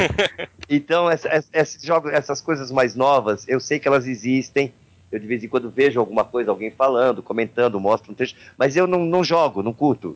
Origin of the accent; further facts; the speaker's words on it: Brazil